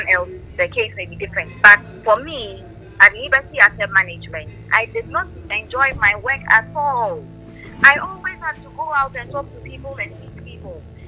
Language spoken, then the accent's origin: English; Accra, Greater Accra, Ghana; I was born in Accra. I lived with my parents.